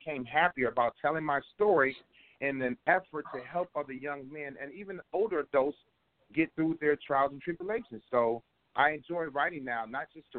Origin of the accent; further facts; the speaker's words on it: Cleveland, Ohio, United States; growing up in Cleveland, I was thankful enough to have great mentors, great guidance, great direction